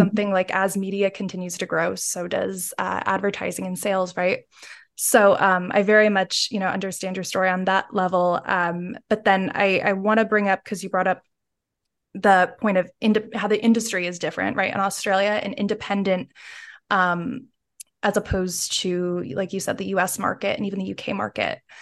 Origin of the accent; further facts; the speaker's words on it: United States; now in United Kingdom; as an American and now living in the U K